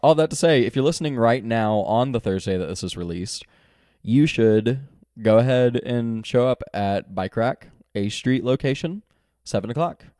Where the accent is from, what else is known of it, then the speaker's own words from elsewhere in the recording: Texas, United States; now in Northwest Arkansas, United States; I'm from Texas